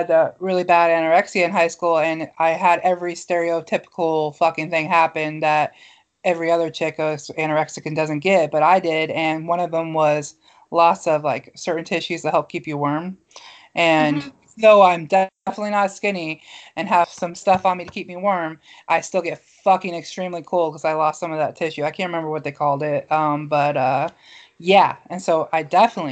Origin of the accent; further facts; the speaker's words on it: Mount Pleasant, United States; I'm from Mount Pleasant